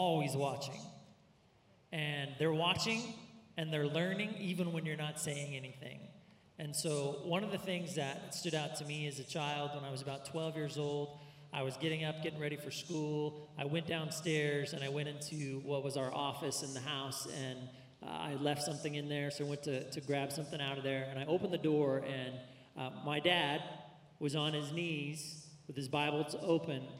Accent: Central California, United States; I grew up mostly in Central California

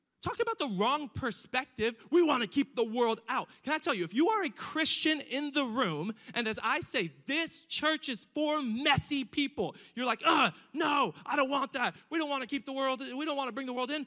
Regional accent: Riverside, California, United States; I grew up in East Riverside

